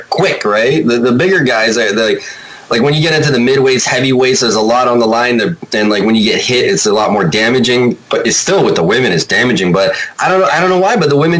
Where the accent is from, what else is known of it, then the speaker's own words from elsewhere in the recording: Toronto, Ontario, Canada; born there; Yeah, I was born in Toronto, so.